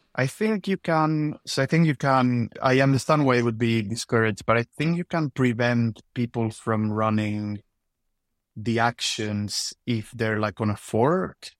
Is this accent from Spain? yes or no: yes; Spain; moved away as an adult; now in United Kingdom; I'm originally from Spain, but been living in the U K for the last nine years